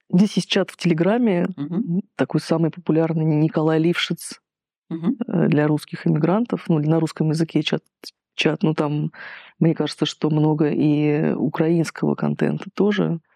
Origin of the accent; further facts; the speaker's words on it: Russia; now in Georgia